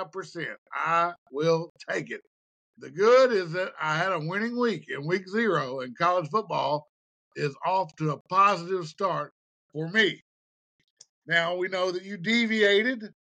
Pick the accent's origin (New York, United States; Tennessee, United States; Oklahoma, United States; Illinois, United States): Tennessee, United States; Cleveland; right here in my hometown, beautiful Cleveland, Tennessee